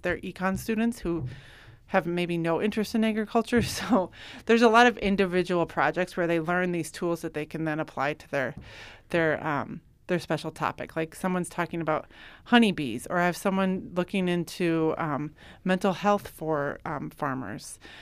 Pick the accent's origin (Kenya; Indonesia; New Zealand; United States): United States; Yankton, South Dakota; moved away as an adult; I grew up in Yankton